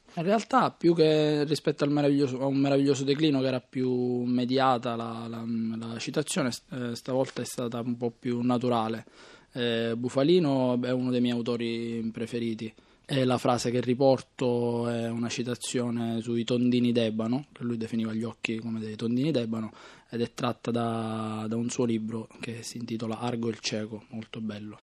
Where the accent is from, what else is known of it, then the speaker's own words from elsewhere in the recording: Southern Italy, Italy; da buon terrone